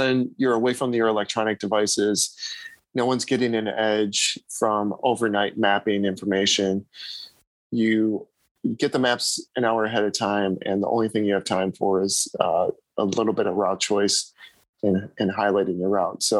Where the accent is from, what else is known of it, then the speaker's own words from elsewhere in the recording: United States; being from the United States